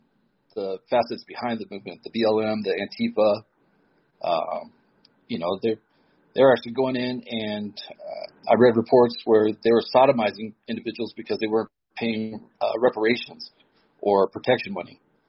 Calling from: Denver, Colorado, United States; Denver, Colorado.

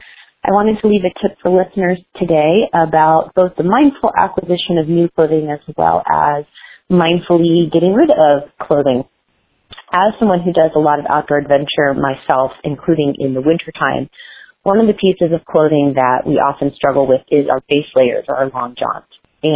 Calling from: Flagstaff, Arizona, United States; I'm from Flagstaff, Arizona.

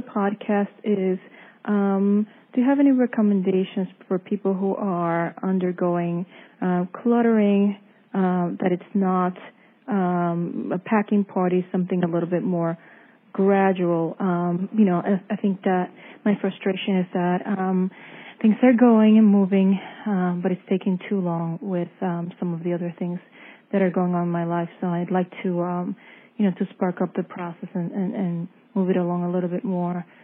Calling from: Connecticut, United States; I'm calling from Connecticut

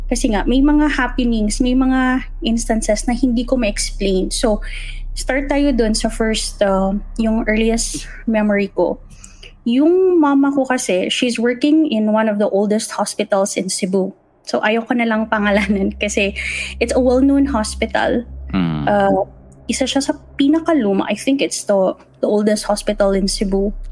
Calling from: Dubai, United Arab Emirates

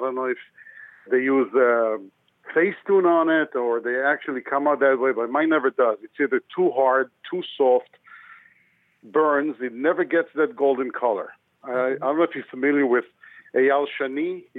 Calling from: New York City, New York, United States; I'm calling from New York City.

